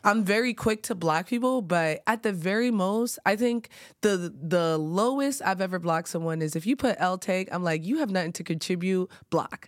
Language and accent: English; New York, United States; growing up in New York